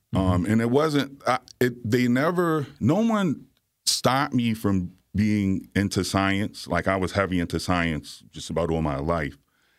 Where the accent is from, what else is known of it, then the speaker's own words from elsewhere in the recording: Virginia, United States; also born or lived in Bronx, New York; I lived in Virginia and the Bronx. I was okay. Born in New York, so I spent my life, basically most of my young life, going back and forth between